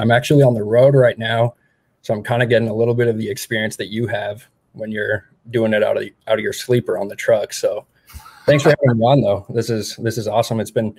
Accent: Montana, United States; now in Missoula, United States; I grew up in Montana around mountains and stuff like that, but I was also kind of accustomed to Eastern Montana, which is pretty flat.

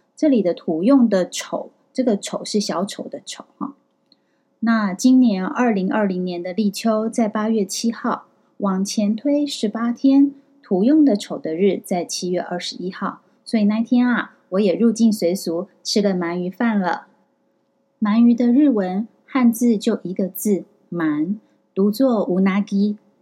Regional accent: Taiwan; now in Kyoto, Japan; 我们台湾人也很爱吃

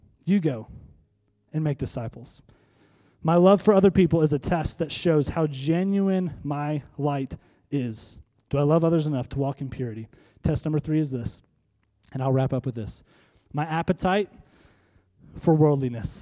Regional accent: North Iowa, United States; we're from North Iowa

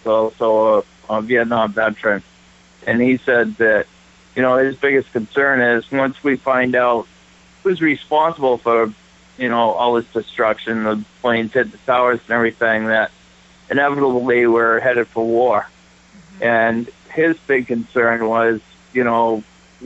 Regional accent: Holderness, New Hampshire, United States; where did you grow up? And I said, Holderness.

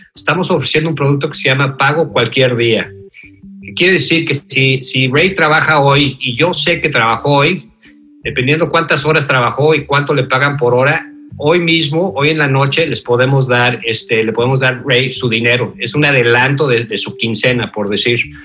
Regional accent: Mexico City, Mexico; moved away as an adult; also born or lived in Denver, Colorado / Virginia; now in United States; Yo nací en, la Ciudad de México, me crié en México, este, como decimos en la Ciudad de México, Chilangos

